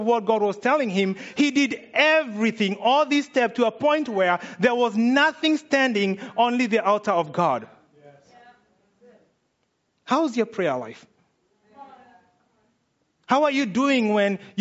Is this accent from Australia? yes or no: no; Kenya; I'm Kenyan